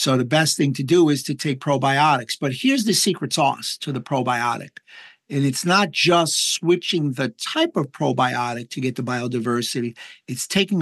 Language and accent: English; New York, United States; I'm from New York